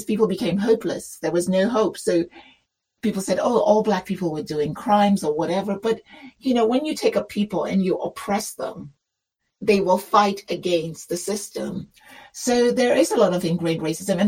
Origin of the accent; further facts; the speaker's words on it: England, United Kingdom; moved away as an adult; also born or lived in Africa; now in United States; As someone that is from African origin, born in England, lived in England all my life, come to America